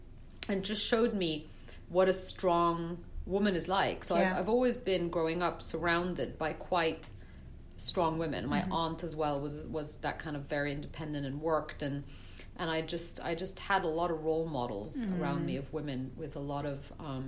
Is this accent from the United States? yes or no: no; Brussels, Belgium; So I was living in Brussels. Okay. I grew up in Belgium.